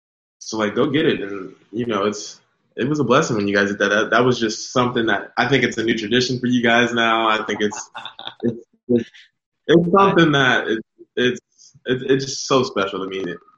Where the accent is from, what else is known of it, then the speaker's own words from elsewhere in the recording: California, United States; moved away as an adult; So I went from Cali, from like this, like no humidity. Mind you, doesn't affect me humidity because I'm island. I got it in my blood to be in the humid.